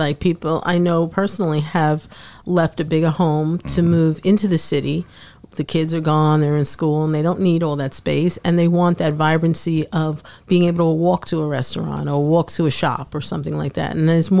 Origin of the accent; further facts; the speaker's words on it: New York City, New York, United States; moved away; I grew up in Brooklyn